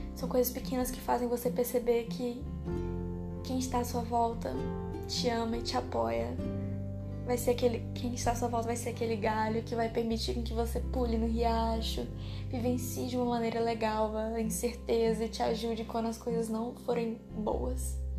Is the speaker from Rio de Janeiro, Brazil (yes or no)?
no; Tocantinópolis, Tocantins, Brazil; also born or lived in São Raimundo das Mangabeiras, Maranhão; Então eu meio que fui criada aqui no Tocantins, em Tocantinópolis, e lá no Maranhão, em Mangabeiras